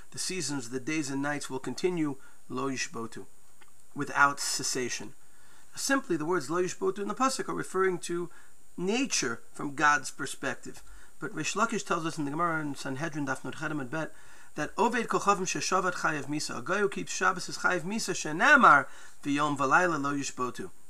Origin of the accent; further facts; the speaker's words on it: United States; Growing up in New York, New Jersey, people may remember WINS News.